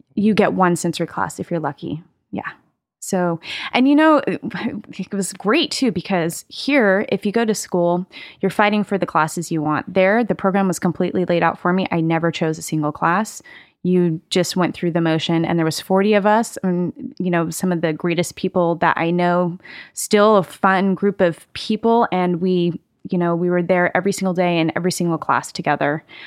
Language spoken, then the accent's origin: English; Carmel, California, United States; I grew up in, in California, actually. Um, grew up in, uh, a, a town called Carmel.